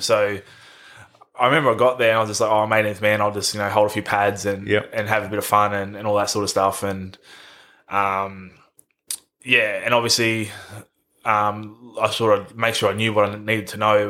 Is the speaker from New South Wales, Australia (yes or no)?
no; Queensland, Australia; growing up in Queensland